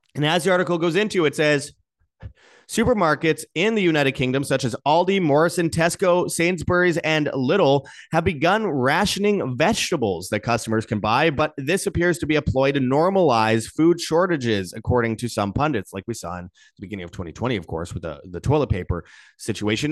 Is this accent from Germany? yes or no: no; near Winnipeg, Manitoba, Canada; in Winnipeg, just outside my hometown